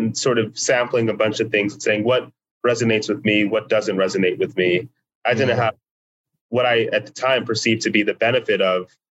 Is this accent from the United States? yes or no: yes; United States; by the time I was a teenager, there were other Nigerian Americans around that I could speak with them